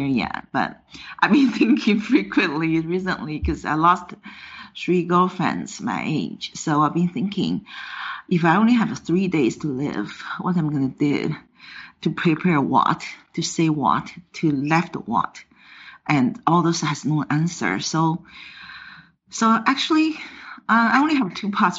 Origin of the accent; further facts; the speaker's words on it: China; English is a second language; moved away as an adult; now in New York, United States; I immigrated from China to United States